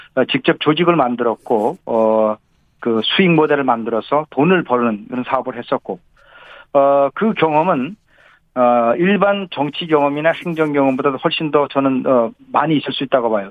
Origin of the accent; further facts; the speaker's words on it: Gangwon, South Korea; now in Seoul, South Korea; 제가 어, 강원도에서 태어나서 강원도